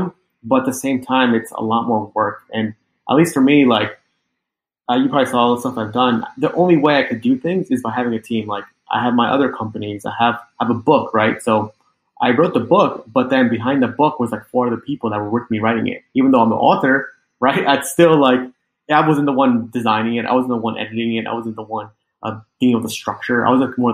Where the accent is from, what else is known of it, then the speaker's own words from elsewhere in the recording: Long Island, New York, United States; also born or lived in Manhattan, New York City; I grew up in Long Island, and then I moved to New York City